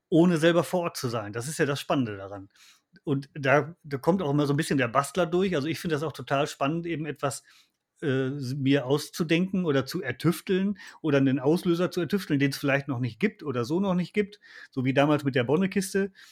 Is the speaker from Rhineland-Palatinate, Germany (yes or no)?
no; Lower Saxony, Germany; ich komme halt aus, aus Niedersachsen und komme aus einer Niederwildgegend und da wurde der Fuchs äh, äh, immer geschossen.